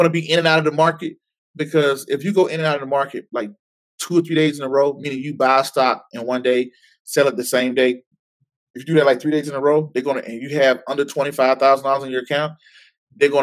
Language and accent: English; Waynesboro, Georgia, United States; moved away; I'm going to be in Waynesboro, Georgia, back in my hometown